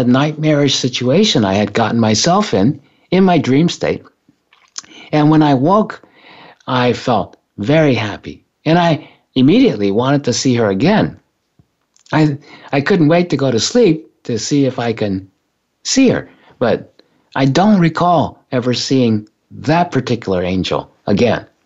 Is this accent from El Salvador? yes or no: no; Japan; when I was growing up in Japan, when I was a kid